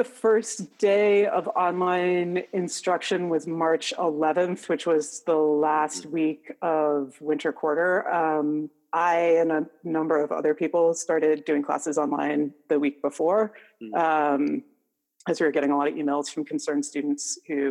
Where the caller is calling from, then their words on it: Seattle, Washington, United States; Sure. Hi, I'm in Seattle, Washington.